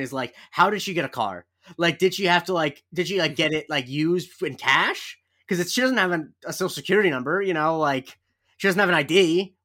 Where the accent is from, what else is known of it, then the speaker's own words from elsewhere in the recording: Florida, United States; I'm from Florida